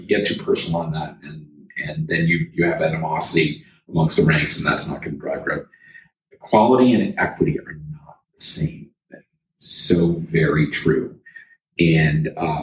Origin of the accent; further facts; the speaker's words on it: Toronto, Ontario, Canada; I'm from Toronto.